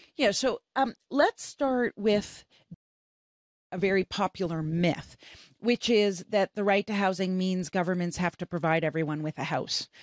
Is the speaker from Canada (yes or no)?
yes; Canada; I'm from Canada.